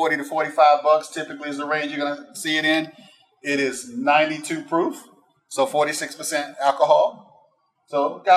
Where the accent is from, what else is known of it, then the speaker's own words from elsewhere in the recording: Florida, United States; I grew up in Florida